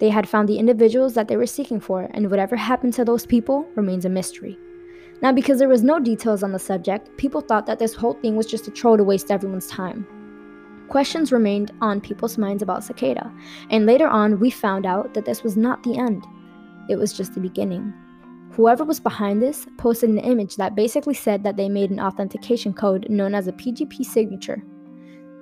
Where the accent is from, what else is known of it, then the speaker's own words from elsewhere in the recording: Miami, Florida, United States; I'm from Miami